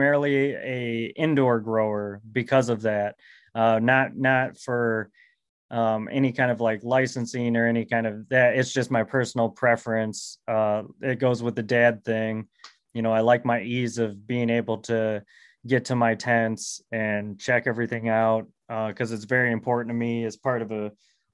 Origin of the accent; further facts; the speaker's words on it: Michigan, United States; I'm from Michigan